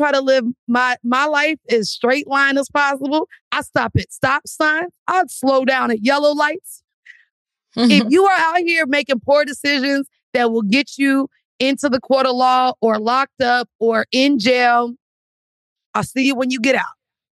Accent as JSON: {"language": "English", "region": "Florida", "country": "United States", "said": "I'm from Florida, folks, Chopper City."}